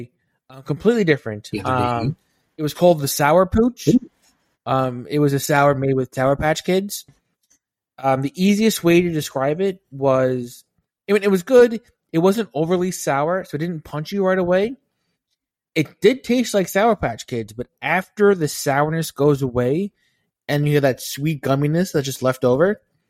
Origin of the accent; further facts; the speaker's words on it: Stockport, North West England, United Kingdom; I'm from Stockport, Greater Manchester.